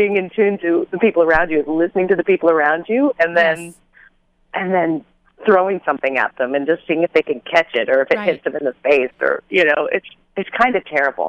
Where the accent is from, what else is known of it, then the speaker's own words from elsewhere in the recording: Canada; now in Los Angeles, United States; No, I'm Canadian.